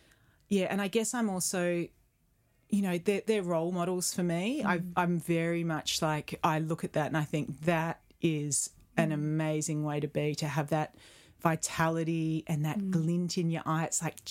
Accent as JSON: {"language": "English", "town": "Perth", "region": "Western Australia", "country": "Australia", "tie": "born or raised there", "said": "I mean, I grew up in Perth, sure. But my family were not a beach-going family."}